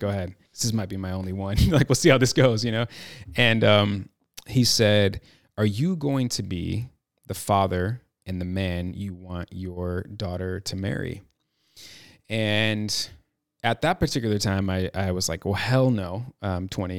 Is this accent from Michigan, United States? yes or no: no; Chicago, Illinois, United States; moved away as an adult; now in Los Angeles, United States; I'm from Chicago, born and raised, proud Chicagoan